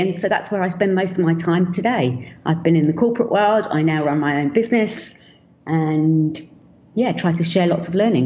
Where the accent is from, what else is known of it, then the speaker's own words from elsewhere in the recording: London, United Kingdom; I was born in London